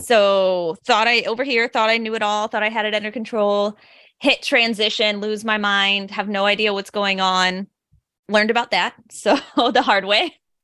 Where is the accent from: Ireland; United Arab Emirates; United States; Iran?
United States; suburb of St. Louis, Illinois side; I am from, like, the Saint Louis, Missouri area, but actually in a suburb of Saint Louis on the Illinois side